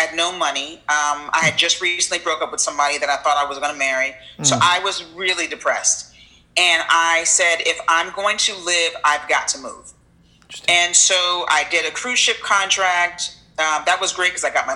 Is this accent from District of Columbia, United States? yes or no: no; New Jersey, United States; moved away as an adult; also born or lived in Richmond; I was born in New Jersey, mm-hmm. South Jersey, about 30 minutes outside Philly.